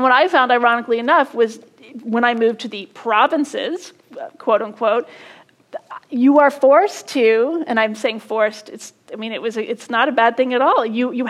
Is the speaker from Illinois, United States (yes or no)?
no; California, United States; born there; I was born in California.